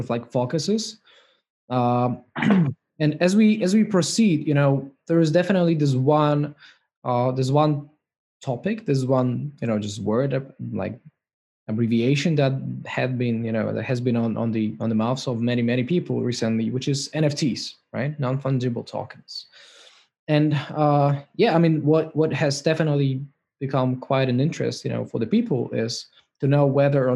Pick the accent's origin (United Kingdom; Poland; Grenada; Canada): Poland; I'm from myself from Poland, right, which is not far away from Sweden as well